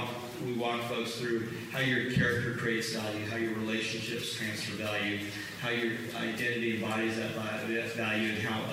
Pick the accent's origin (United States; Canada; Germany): Germany; also born or lived in Vietnam; I was born in Vietnam. I remember bombs going off. Grew up in Germany, kind of military brat.